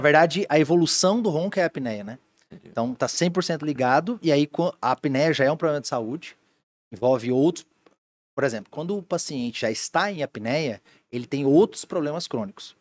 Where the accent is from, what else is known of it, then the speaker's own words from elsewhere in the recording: Goiânia, Goiás, Brazil; moved away as an adult; also born or lived in Joinville; now in Blumenau, Brazil; eu sou de Goiânia, Goiás